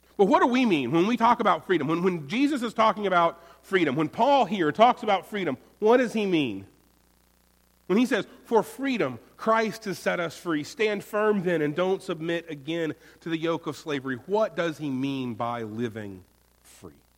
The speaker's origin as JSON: {"language": "English", "region": "Florida", "country": "United States", "moved": "yes", "lives_now": "North Carolina, United States", "said": "I'm from Florida. Mine is the Sunshine State"}